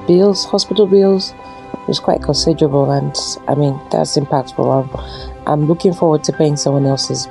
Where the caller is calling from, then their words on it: Nigeria; I'm calling from Nigeria.